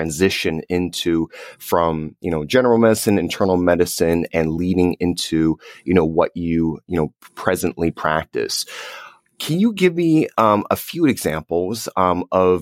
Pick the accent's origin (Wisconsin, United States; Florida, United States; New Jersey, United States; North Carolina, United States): New Jersey, United States; My dad and I, we grew up in New Jersey